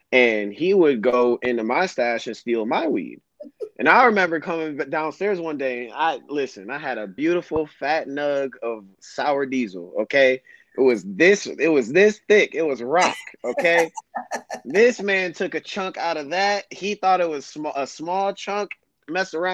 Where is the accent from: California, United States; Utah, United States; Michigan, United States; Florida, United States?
Michigan, United States; Royal Oak; I was a 17-year-old kid, you know, growing up in Royal Oak